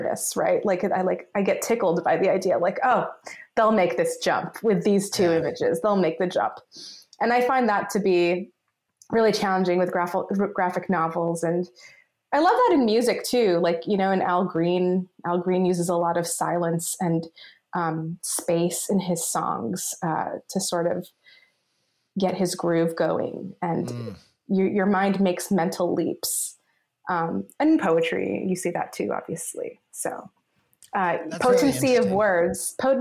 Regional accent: Los Angeles, California, United States; I grew up in Los Angeles.

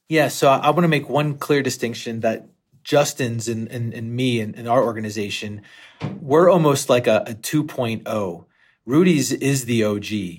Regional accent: Western Pennsylvania, United States; I grew up in Western Pennsylvania

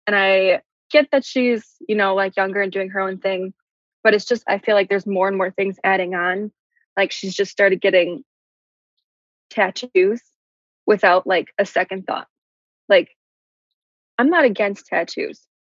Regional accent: Midwest, United States; we're from the Midwest

